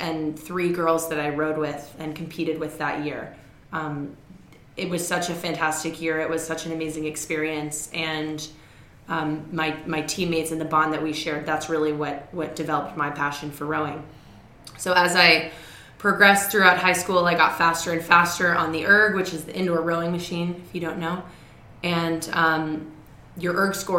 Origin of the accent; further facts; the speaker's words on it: Toronto, Ontario, Canada; moved away as an adult; also born or lived in Massachusetts, United States / New York, United States; now in United States; I am Canadian, so I was born in Toronto, Ontario, and went to an all-girls private school in downtown Toronto